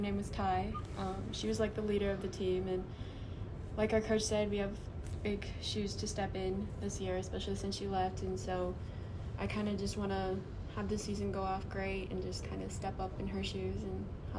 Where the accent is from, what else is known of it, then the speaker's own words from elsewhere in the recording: Raton, New Mexico, United States; now in Pueblo, United States; I'm a senior in high school. I'm originally not from Pueblo, Colorado. I'm from Raton, New Mexico. It's like a really small place.